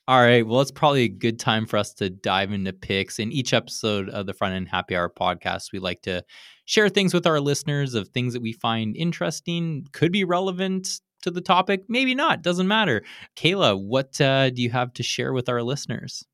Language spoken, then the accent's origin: English; Canada; now in California, United States; I grew up in Canada